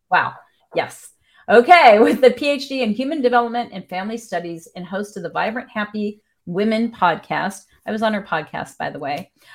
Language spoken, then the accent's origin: English; Wisconsin, United States; moved away; my home state